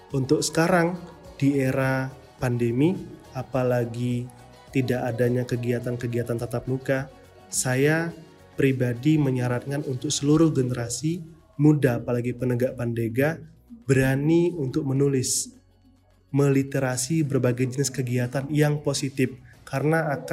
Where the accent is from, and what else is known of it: Batam, Riau Islands, Indonesia